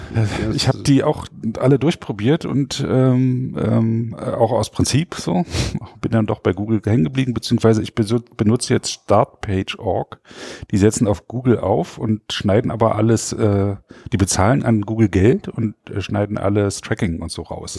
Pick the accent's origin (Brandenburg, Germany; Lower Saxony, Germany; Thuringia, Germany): Brandenburg, Germany; Frankfurt; Frankfurt-Oder. Das ist die Stadt, wo ich aufgewachsen bin